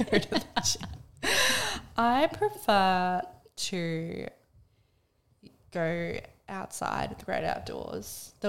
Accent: Melbourne, Victoria, Australia; now in Sunshine Coast, Australia; we live on the Sunshine Coast now, but I was born in Melbourne.

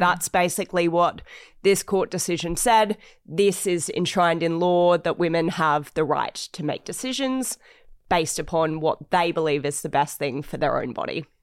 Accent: Australia; I'm obviously an Australian

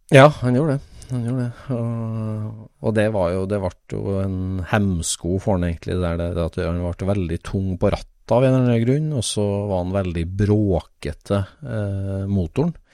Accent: Trøndelag, Norway; er jo min barndoms gate, der jeg vokste opp i trønd, trivelig Trøndelag

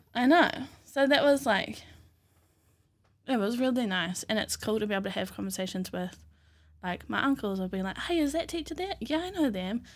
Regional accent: Raglan, Waikato, New Zealand; also born or lived in Ngāruawāhia / Hamilton; I grew up in Whangarua, out in Raglan

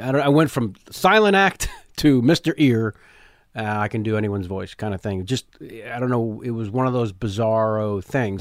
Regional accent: San Jose, California, United States; also born or lived in San Francisco; I grew up, uh, I was born in the city. Uh, family moved to the promise of the suburbs of San Jose, an hour south

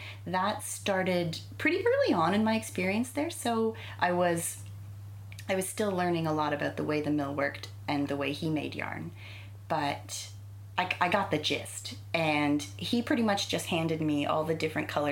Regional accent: Canada; moved away as an adult; also born or lived in England; now in United Kingdom; I know my family's British from a ways back. I think it's my great grandparents. So some more British traditions hung on in my family, but we're pretty Canadian, really

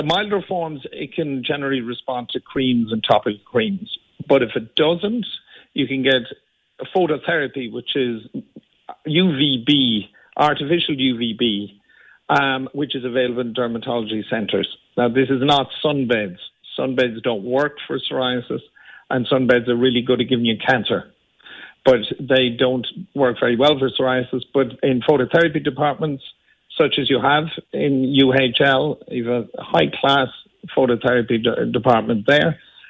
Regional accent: Limerick, Munster, Ireland; Well, just born in Limerick. I grew up in Limerick and still have my family still live in Dura Doyle.

